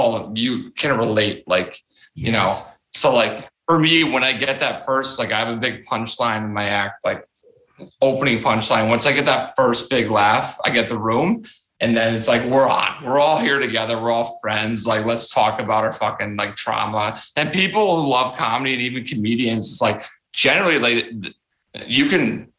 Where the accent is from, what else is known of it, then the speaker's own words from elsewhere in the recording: Chicago, Illinois, United States; also born or lived in Newport News, Virginia / Tacoma, Washington / Alabama; I was raised here. I was lucky enough. I grew up in Chicago